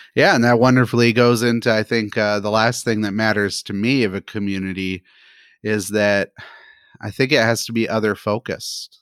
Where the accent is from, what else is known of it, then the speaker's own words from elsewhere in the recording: United States; as an American